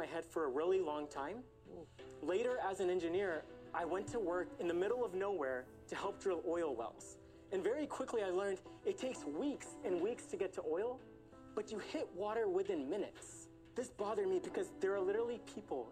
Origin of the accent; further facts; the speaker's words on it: Houston, Texas, United States; I'm from Houston, Texas